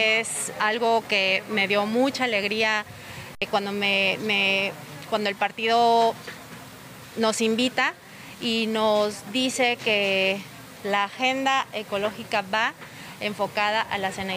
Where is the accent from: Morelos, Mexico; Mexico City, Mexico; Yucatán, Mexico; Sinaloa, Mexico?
Yucatán, Mexico; Tekax; now in Solidaridad, Mexico; Soy de Tecash, de Yucatán, pero hace 18 años que vivo aquí. Soy eh, vivo en solidaridad.